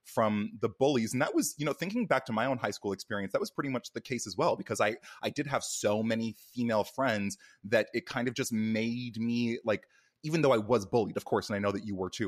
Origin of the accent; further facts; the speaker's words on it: Canada; moved away as an adult; now in United States; I was born and raised in Canada